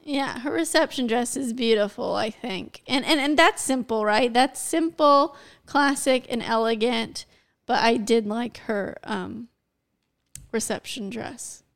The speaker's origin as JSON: {"language": "English", "country": "United States", "said": "I'm American"}